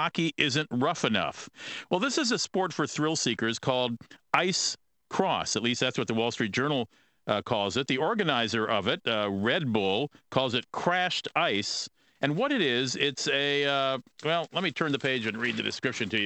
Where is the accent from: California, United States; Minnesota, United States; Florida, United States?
Minnesota, United States; St. Paul; moved away; here in St. Paul, in my hometown